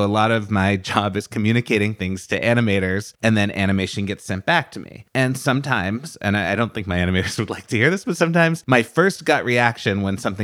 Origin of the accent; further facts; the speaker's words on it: Massachusetts, United States; I grew up in Massachusetts